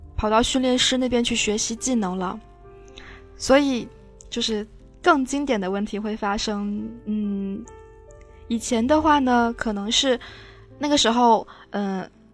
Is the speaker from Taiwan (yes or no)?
no; Fujian, China; moved away; also born or lived in Beijing; 回到了我的家乡，嗯，在福建